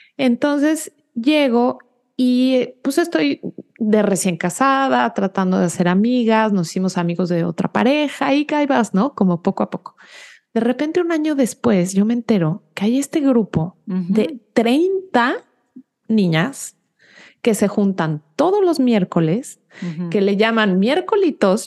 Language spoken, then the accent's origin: Spanish; Mexico City, Mexico; moved away as an adult; now in United States; yo nací y crecí en la Ciudad de México